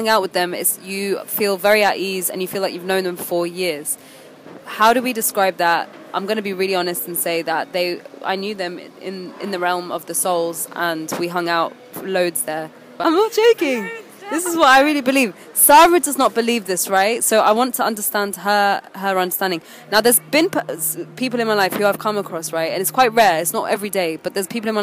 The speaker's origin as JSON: {"language": "English", "country": "United Kingdom", "also_born_or_lived": "Egypt", "said": "I'm a British Egyptian"}